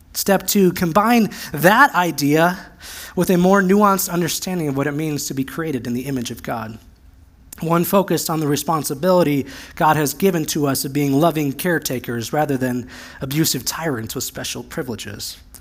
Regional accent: United States; also born or lived in Central Oregon; As American evangelicals

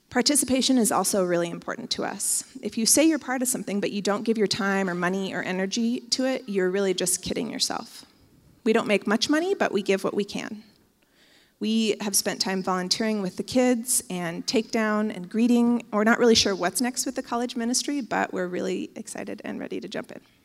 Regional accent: Bend, Oregon, United States; I grew up in Bend, and I went to basically every church in Bend as a teenager

